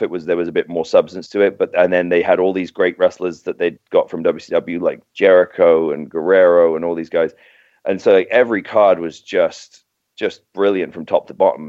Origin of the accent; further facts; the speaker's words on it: Docking, East of England, United Kingdom; also born or lived in King's Lynn; now in United States; I was born in Kings Lynn, which is about 15 miles from from Docking, where I was. You know, I grew up, and um, yeah, my parents still live there